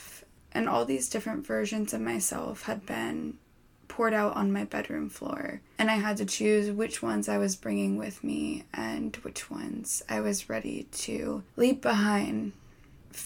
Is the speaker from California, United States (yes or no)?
yes; California, United States; my entire childhood growing up in California